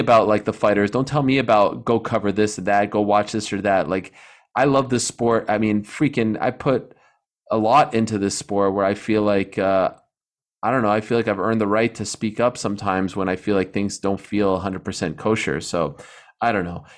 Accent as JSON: {"language": "English", "country": "Canada", "said": "I'm Canadian"}